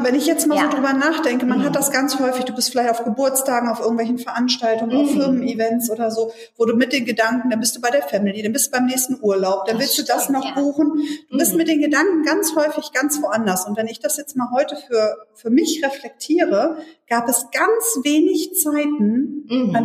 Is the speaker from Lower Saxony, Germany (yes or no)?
yes; Hannover, Lower Saxony, Germany; in Hannover kennen wir keine vierspurigen Straßen in der Stadt